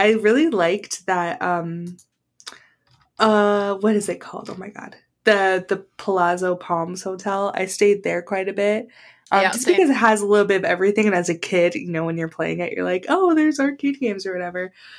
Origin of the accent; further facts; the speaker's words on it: San Diego, California, United States; growing up in San Diego